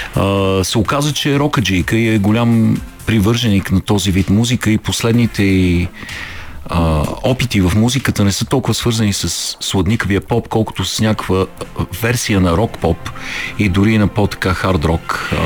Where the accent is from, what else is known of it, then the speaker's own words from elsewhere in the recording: Bulgaria; като българи